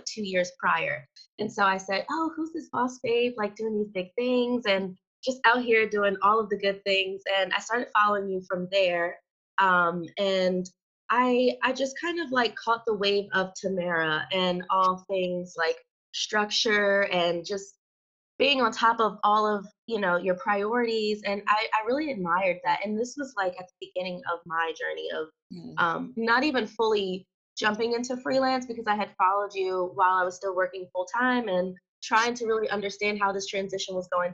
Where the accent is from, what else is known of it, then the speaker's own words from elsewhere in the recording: Wilmington, Delaware, United States; I'm from Wilmington, Delaware